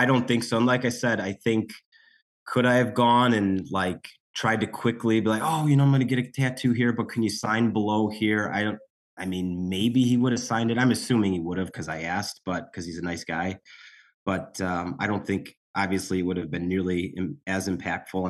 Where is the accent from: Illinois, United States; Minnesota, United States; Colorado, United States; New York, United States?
Illinois, United States; Chicago; we're from Chicago